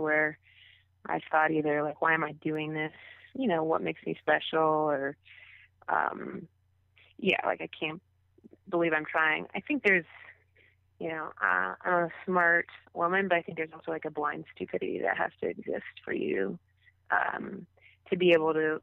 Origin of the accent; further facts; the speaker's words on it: Southwest Ohio, United States; moved away as an adult; now in Los Angeles, United States; I grew up in Southwest Ohio and stuck around there to also uh, go to college there